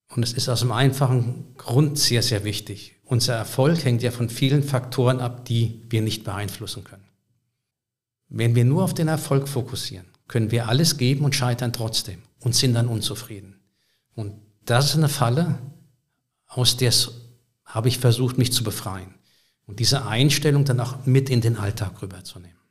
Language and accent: German; Berlin, Germany; Ich komme aus Berlin